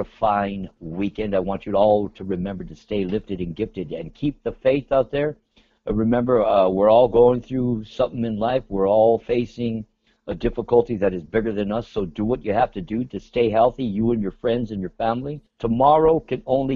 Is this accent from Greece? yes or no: no; Los Angeles, California, United States; now in Central California, United States; my hometown of East Los Angeles, the barrio, the hood, Southern California